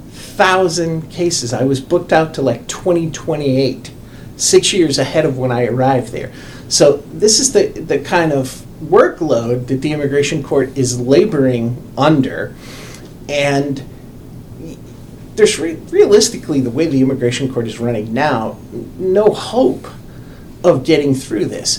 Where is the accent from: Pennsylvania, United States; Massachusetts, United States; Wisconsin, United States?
Massachusetts, United States; Lynn; moved away; I grew up in Lynn, Massachusetts